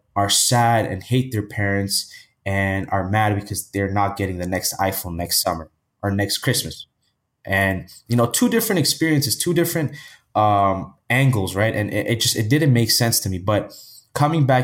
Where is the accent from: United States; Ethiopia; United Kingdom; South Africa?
Ethiopia; now in Toronto, Canada; I was born in Canada, Toronto, Canada. And my parents, you know, they were together and they would work every single day. And they always wanted to go back where they were from to start a business, right? So I think at age six, I moved back to the motherland, which is Ethiopia, which is in East Africa. And, you know, I lived there most of my life